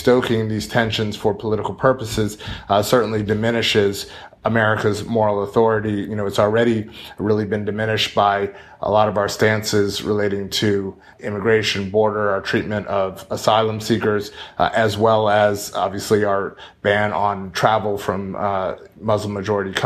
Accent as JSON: {"language": "English", "country": "United States", "also_born_or_lived": "France", "said": "I was from the United States."}